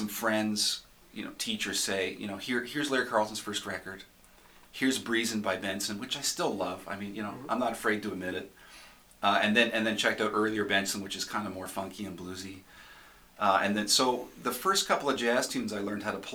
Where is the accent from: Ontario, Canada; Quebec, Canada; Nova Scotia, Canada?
Nova Scotia, Canada; Upper Stewiacke; I'm from Eastville, which is a little part of a bigger community called Upper Stewiacke